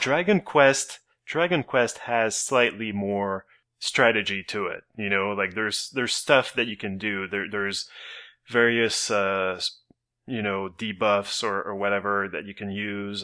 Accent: Canada; as a Canadian

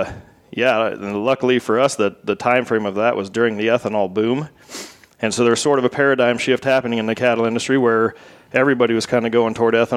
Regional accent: Southwest Iowa, United States; from Southwest Iowa

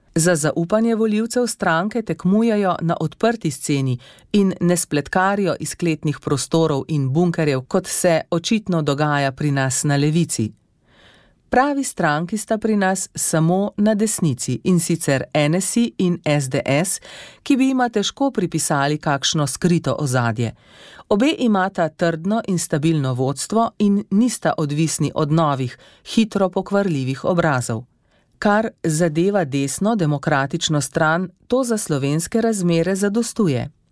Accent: Slovenia

